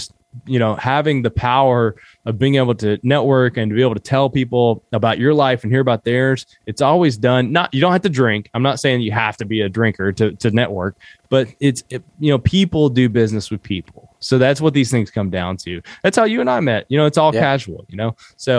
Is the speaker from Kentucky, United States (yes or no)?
yes; Kentucky, United States; I grew up in Southeastern Kentucky, and most people, when I say that I'm from Appalachia, I've noticed this a lot lately.